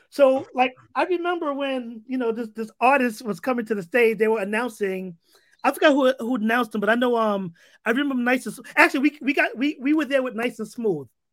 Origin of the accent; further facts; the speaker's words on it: New York City, New York, United States; also born or lived in Harlem; growing up in the Bronx during the seventies, the Yankees was the team